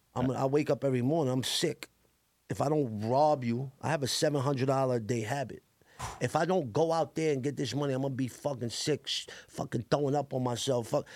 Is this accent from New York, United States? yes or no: yes; New York City, New York, United States; also born or lived in Staten Island; I grew up in Coney Island my whole life